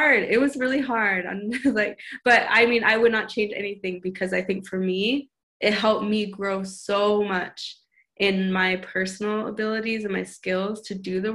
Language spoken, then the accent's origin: English; Montana, United States; moved away; I come from Montana.